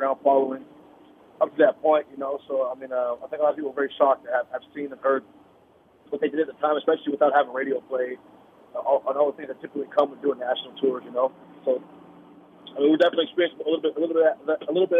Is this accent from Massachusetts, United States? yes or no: no; Seattle, Washington, United States; came from my hometown, my home neighborhood